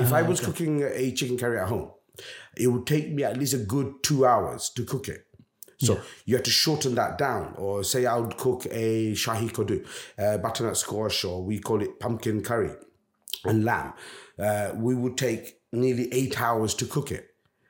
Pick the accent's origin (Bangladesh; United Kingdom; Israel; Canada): Bangladesh; I'm a Bangladeshi. I'm not an Indian restaurant. I am actually a Bangladeshi restaurant.